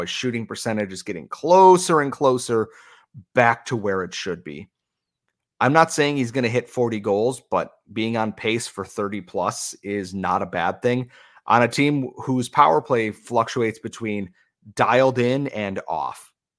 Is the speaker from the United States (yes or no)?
yes; United States; as an American